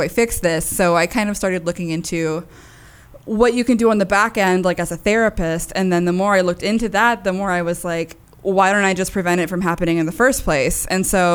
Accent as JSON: {"language": "English", "town": "Fort Hood", "region": "Texas", "country": "United States", "tie": "born or raised there", "moved": "as an adult", "lives_now": "Nebraska, United States", "said": "I'm from Texas. My mom, like I said, is from Puerto Rico. My dad is Mexican. We've always lived in Texas"}